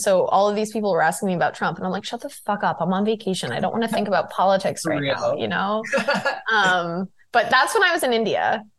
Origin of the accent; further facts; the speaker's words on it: London, United Kingdom; Like I'm from London.